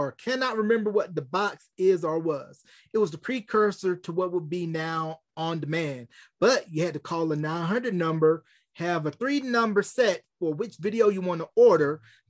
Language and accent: English; North Carolina, United States; even my home state of North Carolina